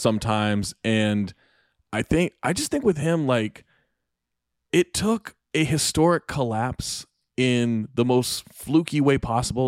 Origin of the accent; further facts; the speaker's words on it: Sacramento, California, United States; I grew up in Sacramento